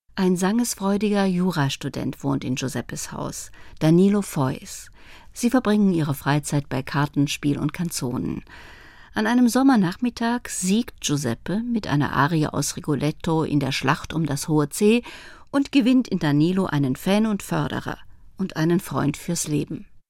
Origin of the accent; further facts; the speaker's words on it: Cologne, North Rhine-Westphalia, Germany; komme ich aus Köln